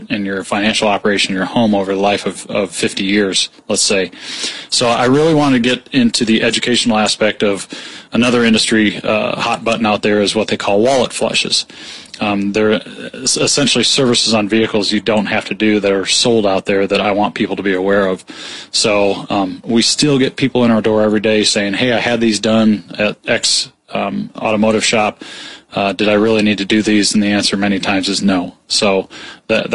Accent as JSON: {"language": "English", "town": "Peoria", "region": "Illinois", "country": "United States", "tie": "born or raised there", "also_born_or_lived": "Florida / Atlanta / Michigan / Colorado", "said": "I grew up in Peoria. Graduate of Peoria High"}